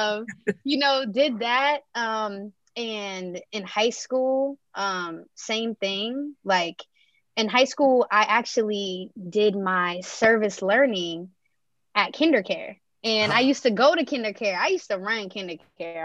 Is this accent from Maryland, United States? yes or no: yes; Montgomery County, Maryland, United States; growing up in Montgomery County, Maryland, which is actually has some of the most diverse cities in the nation.